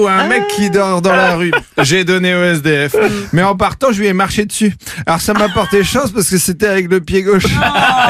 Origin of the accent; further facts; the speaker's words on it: France; je suis français